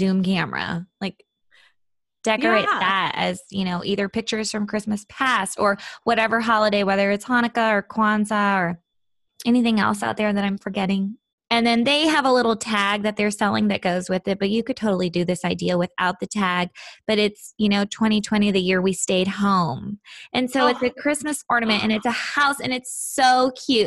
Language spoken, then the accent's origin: English; Seattle, Washington, United States; moved away; I grew up in Seattle